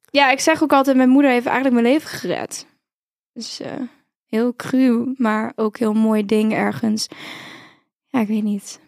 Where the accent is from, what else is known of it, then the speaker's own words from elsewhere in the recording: Heerlen, Limburg, Netherlands; moved away; also born or lived in Utrecht; ik kom eigenlijk uit Zuid-Limburg